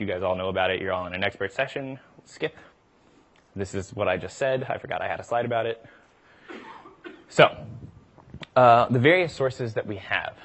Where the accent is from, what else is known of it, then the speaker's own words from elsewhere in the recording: the South, United States; I'm from the South